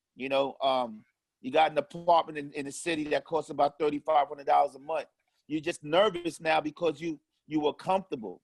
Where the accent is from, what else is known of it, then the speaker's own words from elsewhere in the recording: New York City, New York, United States; also born or lived in Harlem; I grew up in Harlem, but was raised in Far Rockaway, Queens